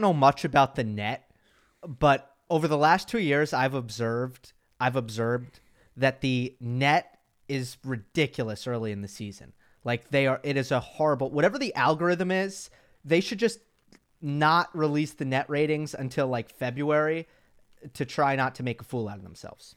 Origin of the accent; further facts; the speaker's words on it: New York, United States; I'm the New Yorker of, of, of us two